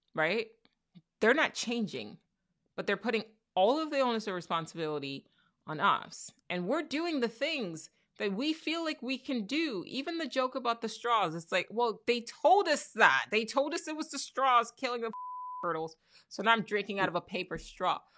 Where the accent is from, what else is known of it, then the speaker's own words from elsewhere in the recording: Nigeria; now in United States; I'm Nigerian. I'm a proud Nigerian